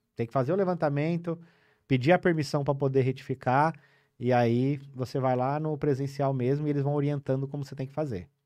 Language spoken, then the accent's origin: Portuguese; Cordeirópolis, São Paulo, Brazil; now in São Paulo, Brazil; eu nasci em São Paulo, com nove anos eu fui pro interior de São Paulo. Eu morei numa cidade chamada Cordeirópolis, ali na região de Araras, Limeira.